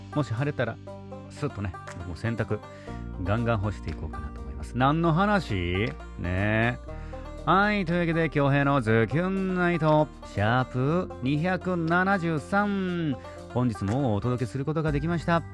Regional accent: Nago, Okinawa, Japan; 僕の地元名護のね、宮里そばと21世紀のビーチですね

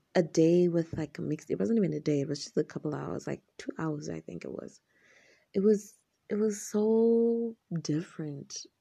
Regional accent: Zimbabwe; I'm from Zimbabwe, in Africa.

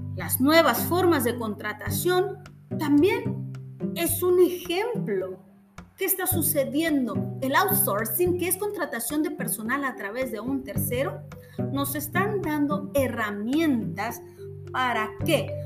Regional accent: Mexico; como mexicanos

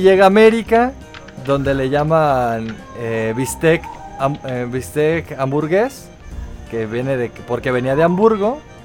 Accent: Mexico; los que somos de México

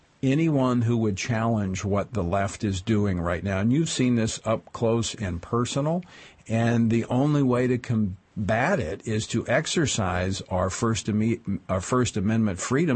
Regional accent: Central, Louisiana, United States; moved away as an adult; now in Washington, United States; That's back in my home area, reaching greater Baton Rouge area, including my hometown of Central.

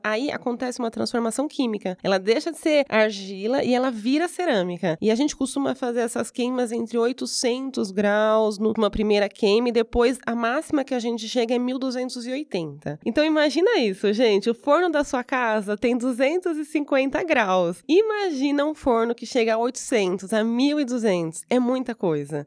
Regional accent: Brazil

